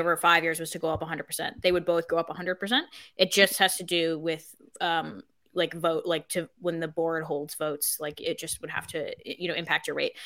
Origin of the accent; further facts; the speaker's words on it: Colorado, United States; moved away as an adult; now in Ireland; I grew up in Colorado, and we have, where my, like, where I lived, we had no public transport